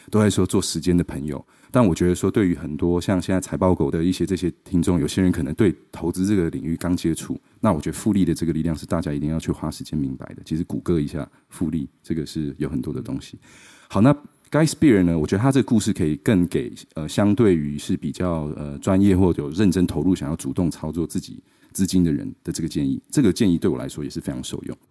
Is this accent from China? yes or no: no; Taichung, Taiwan; moved away as an adult; also born or lived in Seattle, United States / London, United Kingdom; 我是台中小孩，我在台中长大的，然后呢，就在十八岁的时候，就是二零零八年，然后我去了美国念华盛顿大学